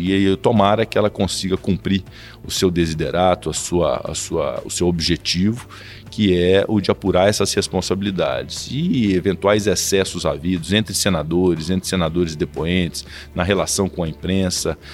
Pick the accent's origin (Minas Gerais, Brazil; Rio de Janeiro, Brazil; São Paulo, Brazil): Minas Gerais, Brazil; Passos; moved away; also born or lived in Belo Horizonte; Vim do interior da cidade de Passos para estudar em Belo Horizonte